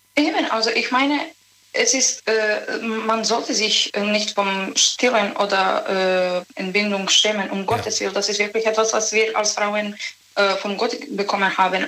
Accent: Serbia; German is a second language; moved away; Ich komme aus Serbien

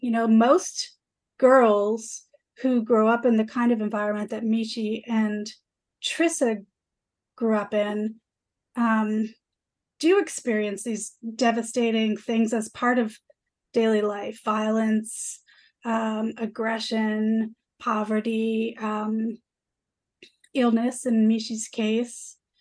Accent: Toronto, Ontario, Canada; also born or lived in Vancouver; I grew up in Parkdale, downtown Toronto

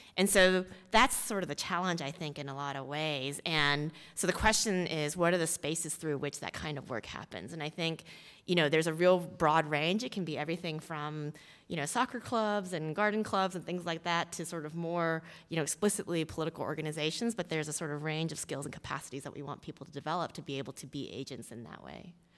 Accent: Houston, Texas, United States; I grew up in Texas, in Houston, Texas, um, as a daughter of Korean immigrants

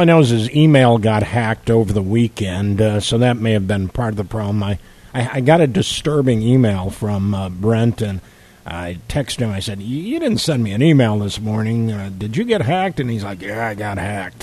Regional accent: Chicago, Illinois, United States; now in Louisiana, United States; growing up in Chicago

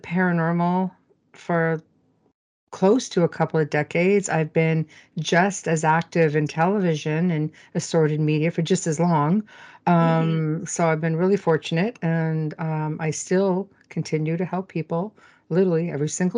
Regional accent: Sudbury, Ontario, Canada; moved away; I was born and raised in Sudbury, Ontario

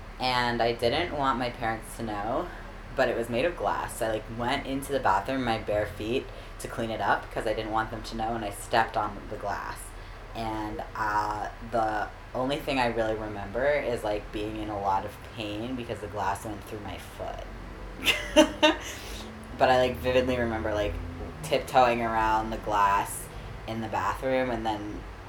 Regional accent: Maryland, United States; moved away as an adult; now in New York City, United States; But I left New York at about 2.5 and moved to Maryland, where I spent the next 16 years.

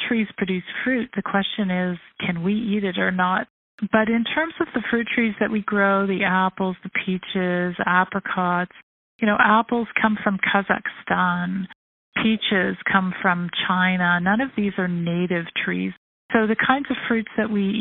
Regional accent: Toronto, Ontario, Canada; moved away as an adult; also born or lived in United Kingdom / Russia / Israel; I was born here in Toronto. I grew up here

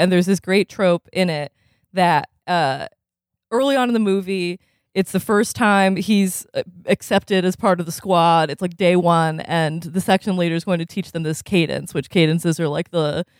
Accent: Vermont, United States; growing up in Vermont, which was super white

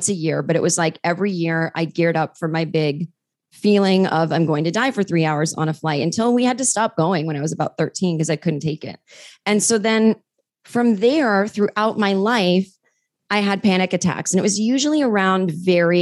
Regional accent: Massachusetts, United States; I grew up in Massachusetts

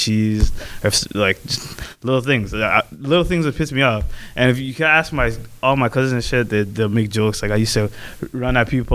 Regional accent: Canada; We're from Canada, and my parents weren't born here

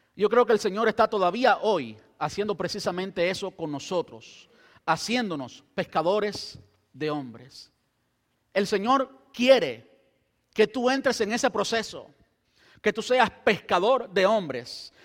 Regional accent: Cuba; now in Brandon, United States; yo soy cubano

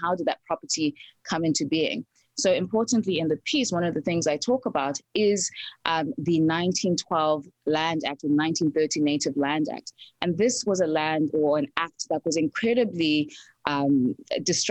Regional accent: South Africa; also born or lived in Zimbabwe; now in United States; I was born in Zimbabwe, grew up in South Africa, and I'm here in the United States

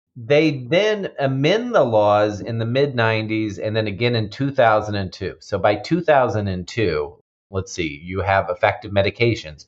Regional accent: Kansas City, Missouri, United States; So, Missouri, I'm actually from Missouri. I grew up in Kansas City

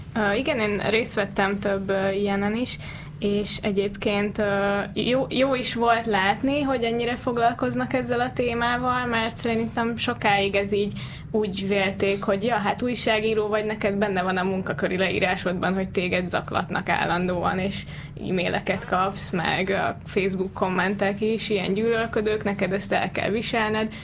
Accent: Hungary; magyarok vagyunk

